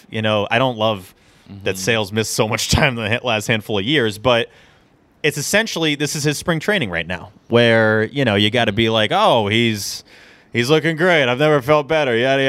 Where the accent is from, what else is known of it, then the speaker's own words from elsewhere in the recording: Louisville, Kentucky, United States; I'm not even from Boston. I'm from Louisville